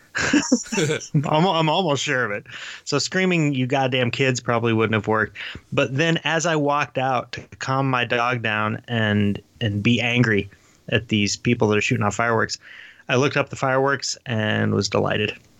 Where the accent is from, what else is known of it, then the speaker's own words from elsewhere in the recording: Sevierville, Tennessee, United States; where I grew up down on Pain uh, Street, uh, Street in in Sevierville